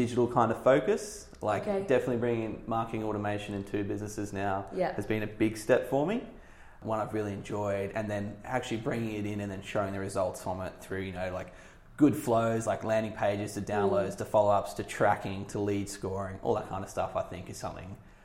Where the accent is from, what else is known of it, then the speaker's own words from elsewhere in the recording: Australia; moved away as an adult; now in London, United Kingdom; I'm an Aussie expat. I've been over here for about coming up to 3 years now